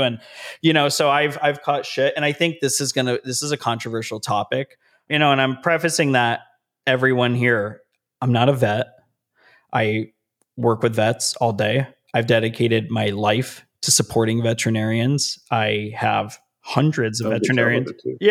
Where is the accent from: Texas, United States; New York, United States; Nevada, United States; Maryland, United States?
Nevada, United States; Las Vegas; now in Southern California, United States; I live in Southern California. My hometown is Las Vegas, Nevada